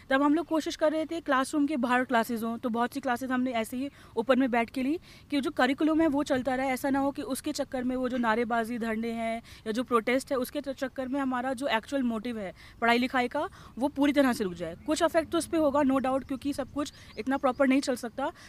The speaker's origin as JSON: {"language": "Hindi", "region": "Delhi", "country": "India", "said": "मैं दिल्ली से ही"}